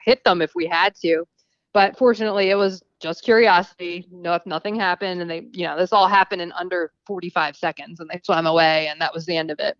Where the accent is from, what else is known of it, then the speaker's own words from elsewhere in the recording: New Jersey, United States; moved away as an adult; now in Texas, United States; I'm originally from New Jersey.